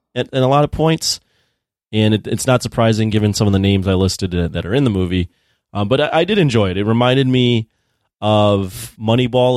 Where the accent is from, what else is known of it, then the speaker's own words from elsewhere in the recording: Chicago, Illinois, United States; I grew up in Chicago